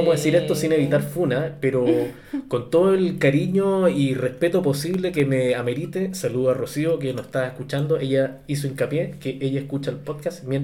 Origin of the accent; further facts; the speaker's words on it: Arica, Arica y Parinacota, Chile; yo ni siquiera estuve en la escuela, tú sabes, fui criado directamente en, en Arica, entonces en Arica no había colegio en ese tiempo.